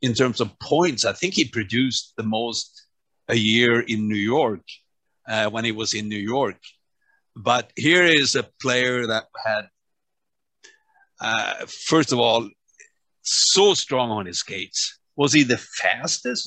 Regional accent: Örnsköldsvik, Västernorrland County, Sweden; moved away; From my hometown

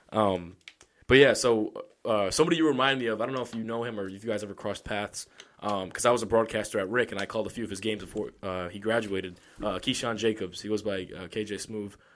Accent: Johnston, Rhode Island, United States; I grew up here in Johnston

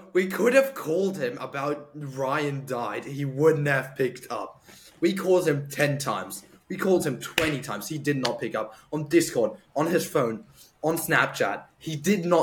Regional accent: Austria; moved away; I'm from Austria

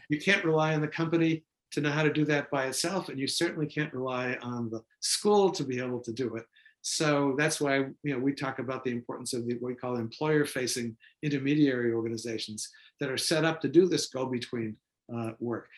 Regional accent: Boston, Massachusetts, United States; Boston, uh, my hometown

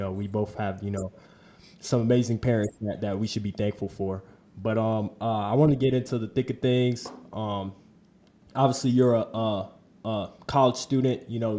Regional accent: Florida, United States; also born or lived in New York; I grew up in Florida. I also grew up in New York, you know, born and raised.

